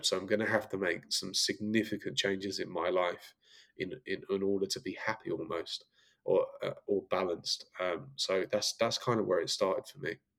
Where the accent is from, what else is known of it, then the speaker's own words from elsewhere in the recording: Brentwood, East of England, United Kingdom; moved away as an adult; now in Los Angeles, United States; growing up in essex was great um, brentwood was where i grew up